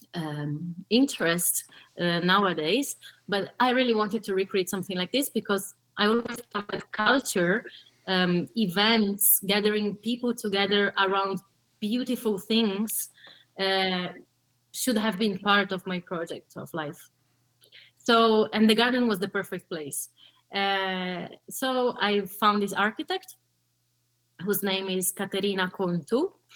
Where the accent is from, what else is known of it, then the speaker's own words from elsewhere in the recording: São Paulo, Brazil; also born or lived in Tuscany, Italy; now in Italy; I was born in Sao Paulo, Brazil, which you know it's hmm. pretty big. Mm-hmm um, chaotic. Uh, so I met life that simple and poverty, misery, all that stuff you probably know. Mm-hmm. Uh, and I, I lived there for 10 years.